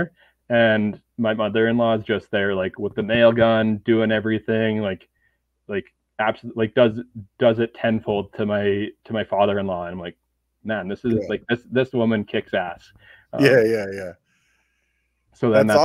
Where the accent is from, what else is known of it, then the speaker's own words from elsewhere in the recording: Canada; now in Edmonton, Canada; as a Canadian